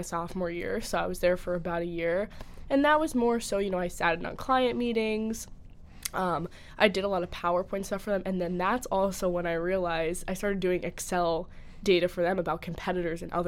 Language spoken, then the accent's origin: English; New Jersey, United States; I'm from New Jersey